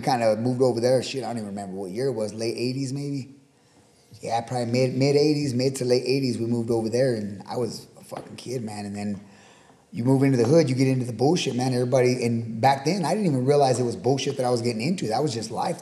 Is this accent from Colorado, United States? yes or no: yes; Pueblo, Colorado, United States; now in Fort Morgan, United States; We grew up in uh, in Pueblo and on the south side in uh, the Pueblo Village apartments and the projects on the south side